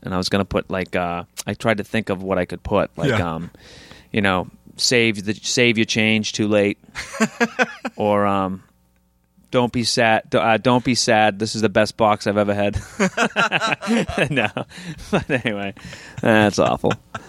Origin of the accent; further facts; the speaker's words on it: New Hampshire, United States; I'm from New Hampshire and Maine, yeah, my whole life, right on the border.